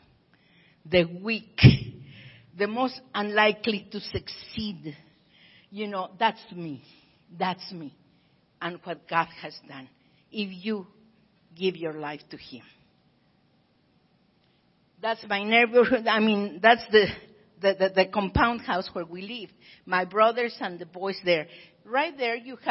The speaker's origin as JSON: {"language": "English", "town": "Pachuca", "region": "Hidalgo", "country": "Mexico", "tie": "born or raised there", "moved": "yes", "lives_now": "Tijuana, Mexico", "said": "I was born right here in Pachuca, Hidalgo, Mexico, but I work over here in Tijuana, the other side of San Diego"}